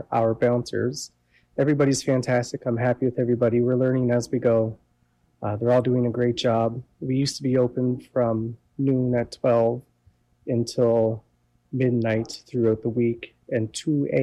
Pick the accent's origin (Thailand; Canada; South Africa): Canada; Amherst, Nova Scotia; moved away as an adult; also born or lived in British Columbia / Alberta; Originally, I'm from Amherst.